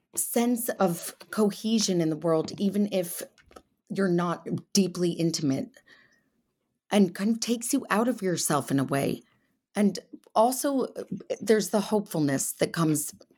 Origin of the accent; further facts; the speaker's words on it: Connecticut, United States; now in England; I grew up in Connecticut, and now I live in England